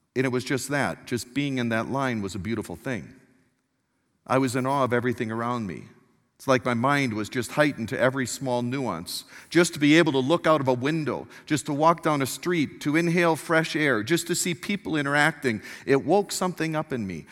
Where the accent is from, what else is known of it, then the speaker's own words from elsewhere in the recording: Milwaukee, Wisconsin, United States; I was born in Milwaukee, Wisconsin